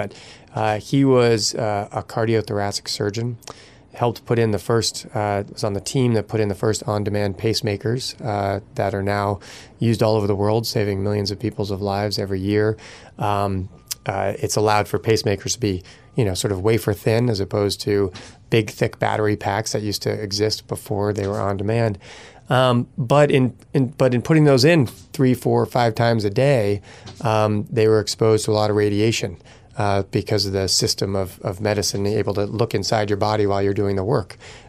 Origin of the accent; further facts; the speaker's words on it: Massachusetts, United States; now in Vermont, United States; I grew up outside of Boston. I ultimately moved to Vermont to go to the University of Vermont.